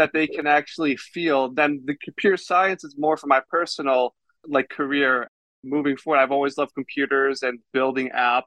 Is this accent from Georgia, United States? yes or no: no; Baltimore, Maryland, United States; I'm actually from Baltimore, Maryland, born and raised. I still live there